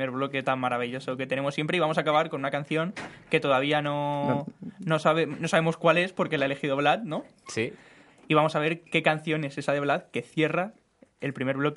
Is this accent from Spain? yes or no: yes; Extremadura, Spain; no, soy extremeño, pero, pero me llama la atención que, seas tan conocedor